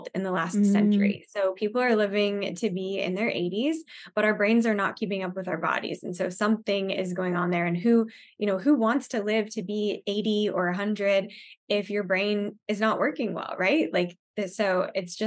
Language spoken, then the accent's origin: English; Arizona, United States; now in Dallas, United States; I grew up in Arizona, so I guess I'm used to the heat.